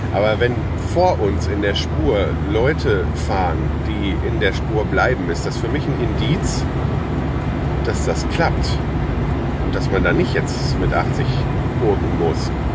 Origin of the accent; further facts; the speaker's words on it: Lüdenscheid, North Rhine-Westphalia, Germany; moved away; Gibt super schöne Natur auch äh, bei uns im Sauerland